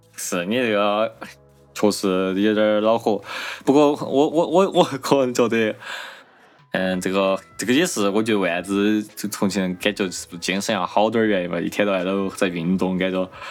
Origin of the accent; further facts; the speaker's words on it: Chengdu, Sichuan, China; 我和阿斌都作为成都省内的嘛